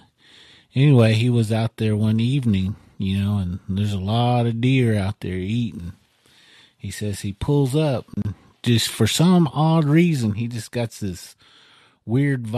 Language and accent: English; Okmulgee, Oklahoma, United States; now in Tulsa, United States; I'm from Okmulgee